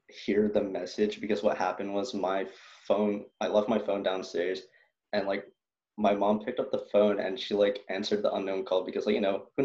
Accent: Philippines; oh, I'm not any of those. I'm Filipino.

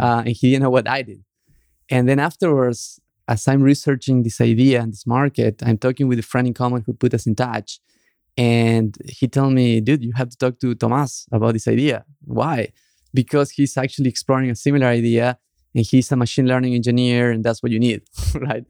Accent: Argentina; moved away; the group of Argentinians that were friends

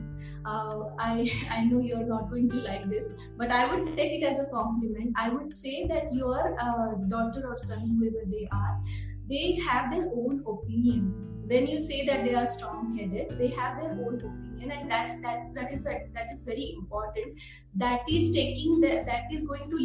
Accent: India; as Indian parents

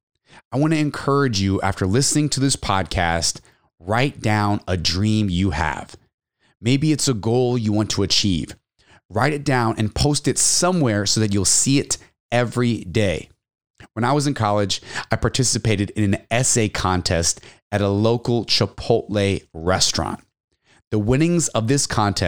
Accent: Texas, United States; also born or lived in San Antonio, Texas; now in California, United States; Definitely miss Texas, my home state

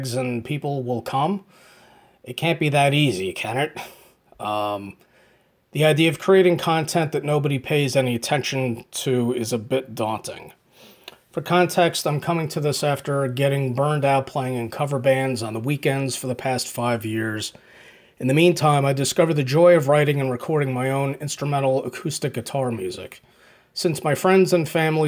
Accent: Hackettstown, New Jersey, United States; I'm from Hackettstown, New Jersey, in the United States

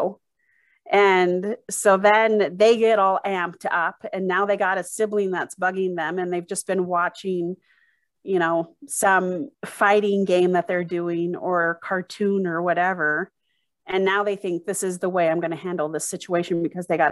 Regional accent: Arizona, United States; now in Utah, United States; growing up in Arizona and pools was swimming lessons

